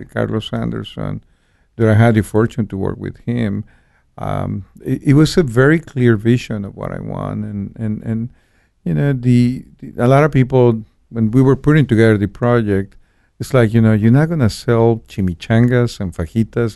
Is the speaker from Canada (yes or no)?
no; Guadalajara, Jalisco, Mexico; moved away as an adult; also born or lived in Cancun; I was born and raised in Guadalajara